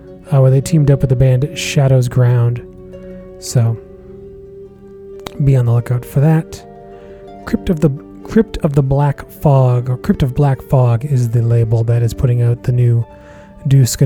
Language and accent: English; Massachusetts, United States; out of Massachusetts, my home state.